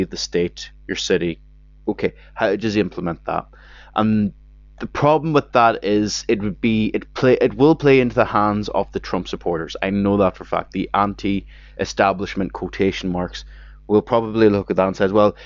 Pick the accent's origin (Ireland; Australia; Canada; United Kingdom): Ireland; me as an Irish person